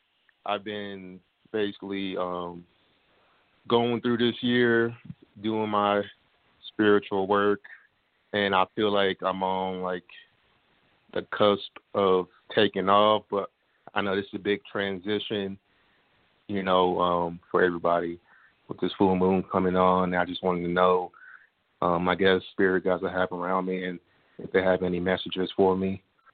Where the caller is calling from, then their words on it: Kansas City, United States; Kansas City.